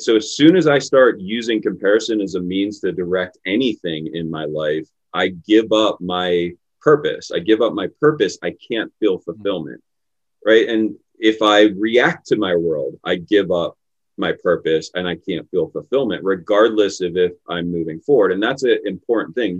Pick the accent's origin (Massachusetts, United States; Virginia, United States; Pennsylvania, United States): Pennsylvania, United States; Pittsburgh; I grew up in Pittsburgh. I grew up in Pittsburgh in the city